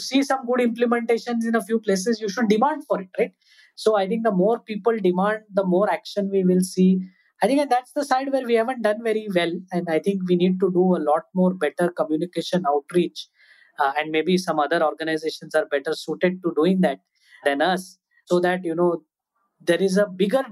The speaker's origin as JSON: {"language": "English", "town": "Mumbai", "region": "Maharashtra", "country": "India", "tie": "born or raised there", "said": "I grew up in Mumbai"}